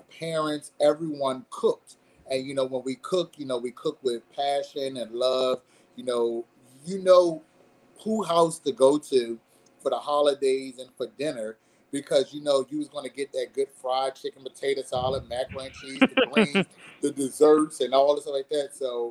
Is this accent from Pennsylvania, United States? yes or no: yes; Philadelphia, Pennsylvania, United States; moved away as an adult; now in South Carolina, United States; I'm a Philly John, born and bred in Philadelphia, yep. North Philadelphia, you know, born and raised up in a church